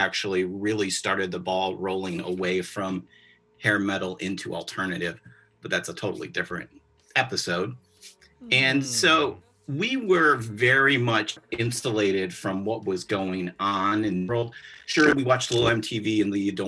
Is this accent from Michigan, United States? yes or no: yes; Ann Arbor, Michigan, United States; growing up in Ann Arbor, Michigan